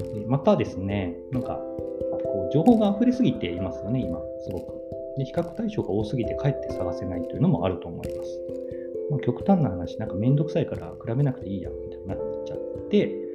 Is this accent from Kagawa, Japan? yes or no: yes; Takamatsu, Kagawa, Japan; 地元の香川県高松市ってところでコピーライターって仕事をしてる